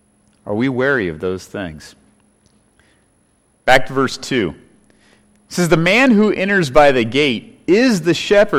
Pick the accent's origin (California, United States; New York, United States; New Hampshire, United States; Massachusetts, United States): California, United States; Growing up in California as a boy, I have many memories there.